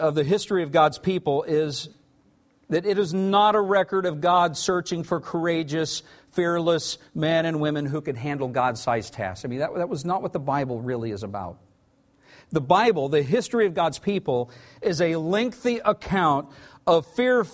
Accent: Tulsa, Oklahoma, United States; I grew up in Tulsa, Oklahoma

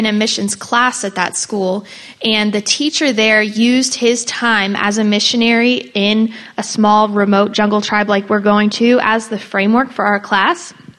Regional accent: California, United States; now in Wisconsin, United States; I'm from California.

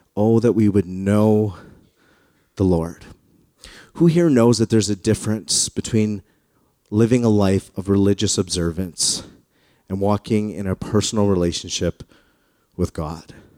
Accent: Calgary, Alberta, Canada; I grew up in the West. I grew up in, in Calgary.

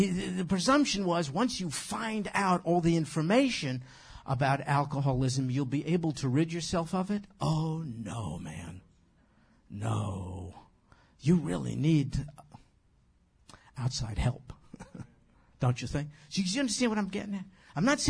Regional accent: New York, United States; moved away; I'm from New York

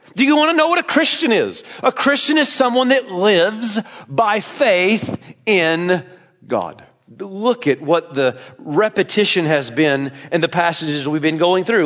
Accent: Tennessee, United States; I'm from there

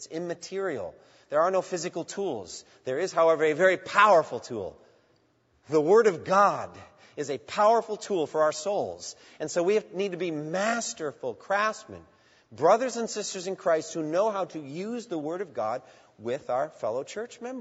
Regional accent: Boston, Massachusetts, United States; I grew up in the Boston area watching the Boston Marathon.

